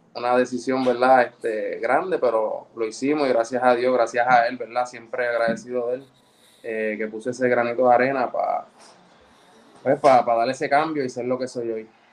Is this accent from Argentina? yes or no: no; Ponce, Puerto Rico; moved away as an adult; also born or lived in Guaynabo / United States; soy nacido y criado en Ponce